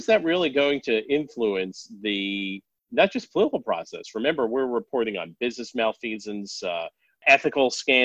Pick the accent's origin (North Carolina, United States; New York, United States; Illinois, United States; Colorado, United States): Colorado, United States; Denver; also born or lived in Boston, Massachusetts; I grew up initially in Boston and then in Denver